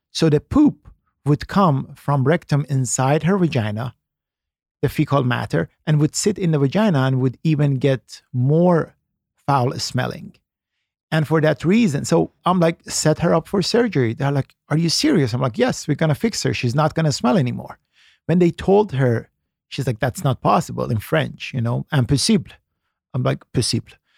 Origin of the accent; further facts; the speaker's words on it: Iran; moved away; I was born in Iran